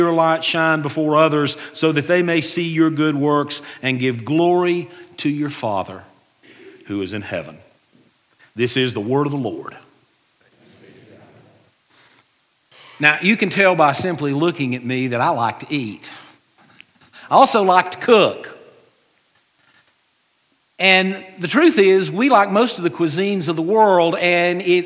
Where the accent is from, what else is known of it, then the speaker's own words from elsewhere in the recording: Western North Carolina, United States; I grew up in Western North Carolina, and we grew up out in the country